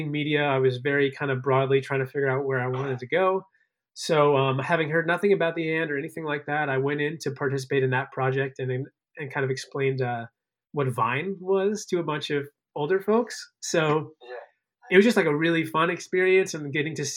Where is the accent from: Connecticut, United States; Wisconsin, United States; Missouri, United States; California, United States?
Connecticut, United States; moved away as an adult; also born or lived in Chicago, Illinois / Maryland; now in New York, United States; spent most of my upbringing out in Connecticut, on the shoreline of Connecticut